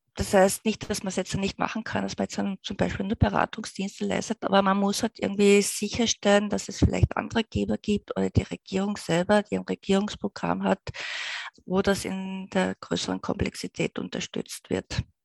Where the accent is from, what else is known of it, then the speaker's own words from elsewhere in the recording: Austria; wir als Österreicher